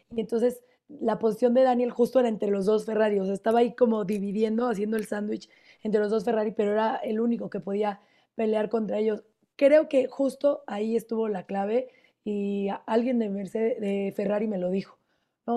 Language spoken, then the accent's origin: Spanish; Mexico; como mexicano